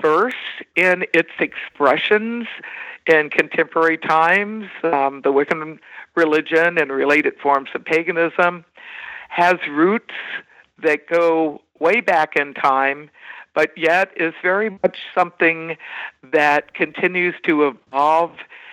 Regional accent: Washington, District of Columbia, United States; moved away as an adult; now in Wisconsin, United States; I'm from the Washington, D.C. metropolitan area

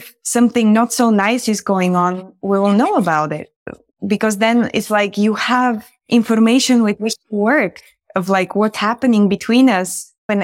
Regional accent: Bulgaria; moved away; I grew up in Bulgaria

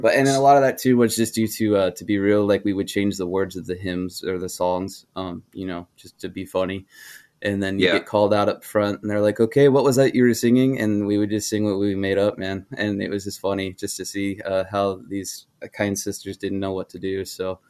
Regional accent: Denver, Colorado, United States; moved away; also born or lived in Idaho / Alaska; I grew up largely outside of Colorado

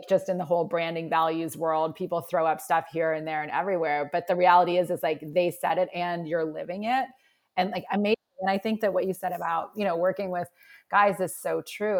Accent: Nova Scotia, Canada; moved away; I'm originally from Nova Scotia and I feel like I'm just sort of girl from Canada

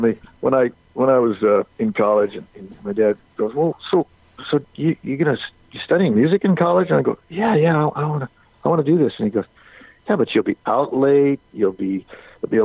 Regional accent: Southern California, United States; I was raised in Southern California.

